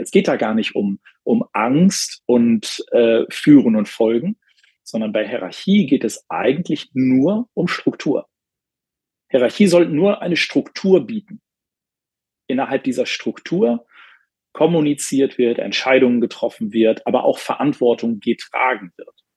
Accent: Bielefeld, North Rhine-Westphalia, Germany; hier in meiner Heimatstadt Bielefeld

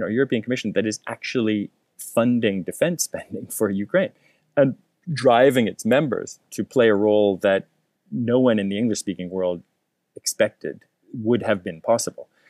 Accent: Canada; as a Canadian

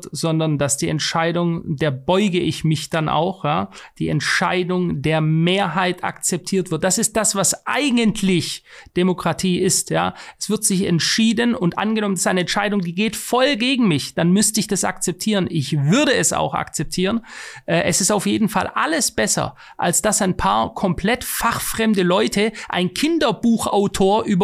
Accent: Switzerland; ich will es in der Schweiz, wo ich noch als Schweizer Bürger mitbestimmen kann

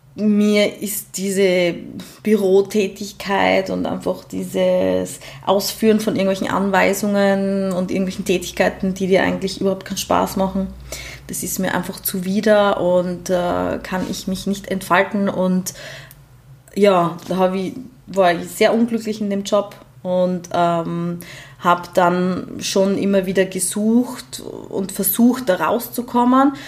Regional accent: Graz, Styria, Austria; komme ich aus Graz

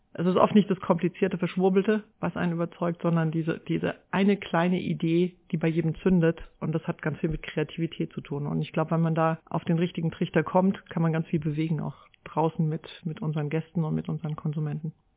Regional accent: Haßloch, Rhineland-Palatinate, Germany; moved away; also born or lived in Neustadt an der Weinstraße; ich bin in Hasloch im durchschnittlichsten Dorf Deutschlands groß geworden

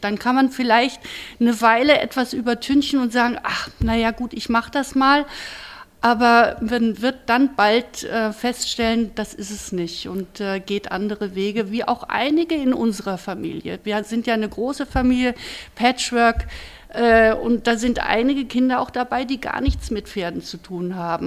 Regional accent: Kronberg, Hesse, Germany; ich bin hier mehr oder weniger aufgewachsen

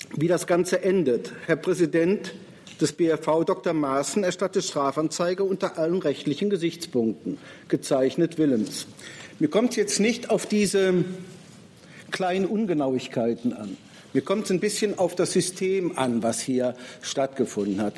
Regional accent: Rhineland, Germany; Nun bin ich Rheinländer.

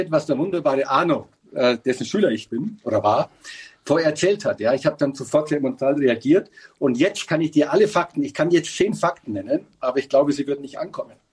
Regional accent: Bavaria, Germany; Äh, ich als Bayer durfte nicht in Sillertal auf, mein, auf meine Hütte und bin mit der Familie nach Hamburg.

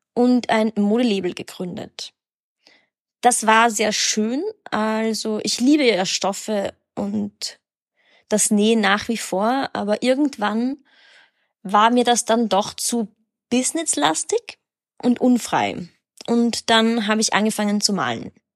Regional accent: Graz, Styria, Austria; also born or lived in Berlin, Germany; now in Vienna, Austria; Ich bin 1991 in Graz geboren. Ich lebe in Wien und seit neuestem auch in Berlin

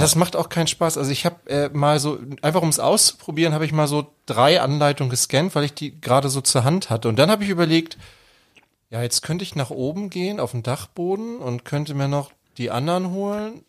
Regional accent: Germany; Bei uns in Deutschland

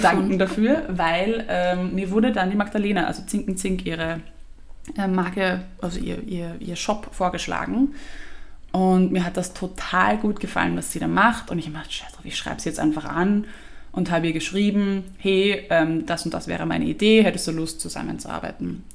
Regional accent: Vienna, Austria; für mich war trotzdem die Wiener Sprache als Wiener Kind so obvious

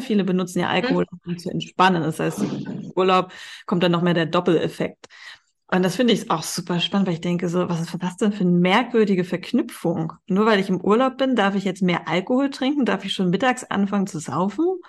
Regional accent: Hamburg, Germany; moved away as an adult; now in Spain; ich komme ja aus Hamburg, also ich, äh, meine Familie wohnt hier noch in Hamburg

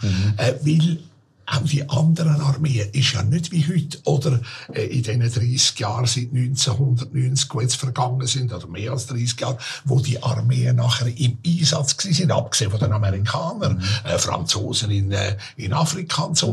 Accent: Zürich, Switzerland; Ich bin in Hottingen aufgewachsen, ein gutes Quartier dort gewesen.

